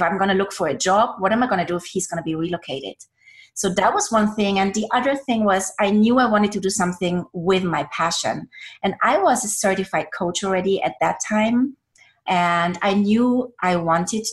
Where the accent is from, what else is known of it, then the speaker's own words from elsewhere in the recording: Austria; English is a second language; moved away as an adult; now in United States; I'm from Austria. I was born and raised in Austria